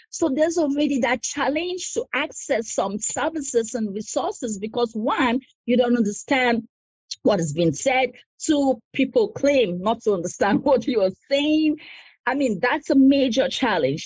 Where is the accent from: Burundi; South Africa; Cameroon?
Cameroon; moved away as an adult; also born or lived in United States; now in Harrisburg, United States; I'm originally from Cameroon. I immigrated in the US about 14 years ago.